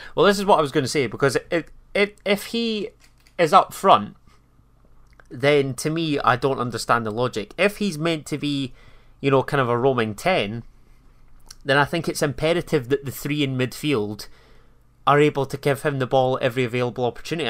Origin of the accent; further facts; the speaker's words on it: Scotland, United Kingdom; we're both Scottish